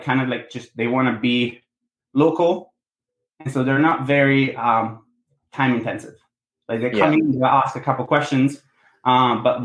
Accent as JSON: {"language": "English", "region": "Sardinia", "country": "Italy", "tie": "born or raised there", "moved": "yes", "said": "I was born and raised in Sardinia, Italy."}